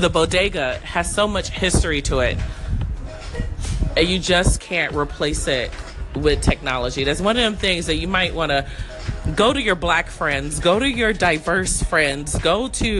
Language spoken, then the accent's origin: English; Chicago, Illinois, United States; I'm from Chicago.